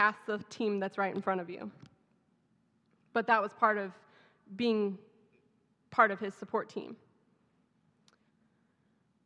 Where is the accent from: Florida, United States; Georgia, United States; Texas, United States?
Texas, United States; accent: southern; moved away; my southern accent just comes back full blown.